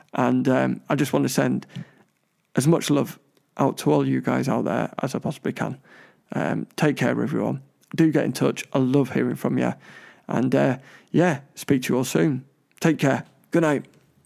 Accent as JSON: {"language": "English", "region": "London", "country": "United Kingdom", "tie": "born or raised there", "said": "I was born in Hammersmith"}